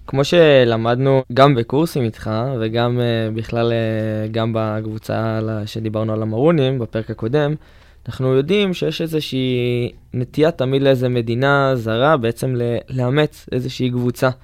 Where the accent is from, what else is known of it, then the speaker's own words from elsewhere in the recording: Northern District, Israel; moved away; אני במקור מהצפון